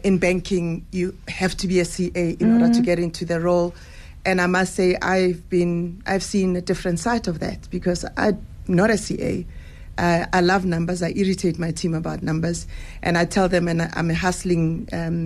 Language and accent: English; Meadowlands, Soweto, Gauteng, South Africa; also born or lived in Angola; From Ndofaya, I grew up, you know, in the dusty streets of Midlands